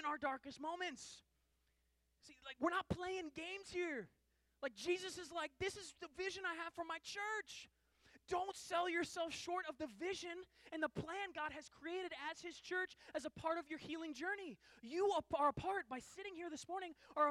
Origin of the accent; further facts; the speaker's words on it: Seattle, Washington, United States; I grew up in Seattle